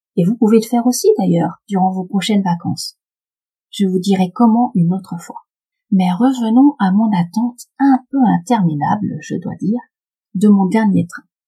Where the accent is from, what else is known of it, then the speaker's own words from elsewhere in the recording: Paris, Île-de-France, France; Je suis parisienne